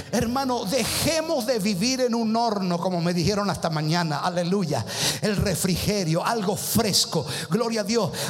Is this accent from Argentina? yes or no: yes; Argentina; Ay, pero soy argentino.